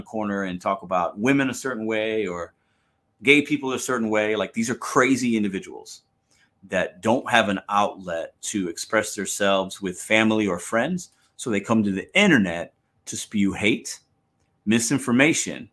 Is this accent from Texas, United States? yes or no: no; St. Louis, Missouri, United States; I'm a dude from St. Louis